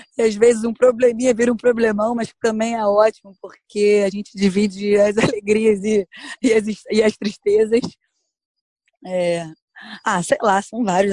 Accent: Brazil; eu sou do Brasil

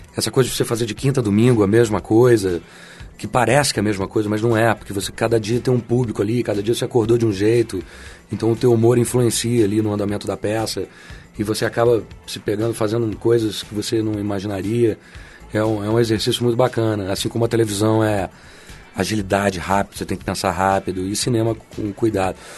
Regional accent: São Paulo, Brazil; also born or lived in Passos, Minas Gerais; now in Rio de Janeiro, Brazil; eu nasci em Minas, mas eu fui criado em São Paulo

